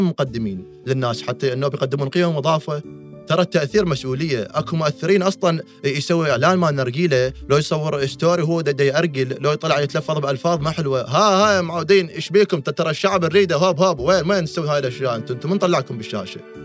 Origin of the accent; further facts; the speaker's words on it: Iraq; احنا اللي عندنا بالعراق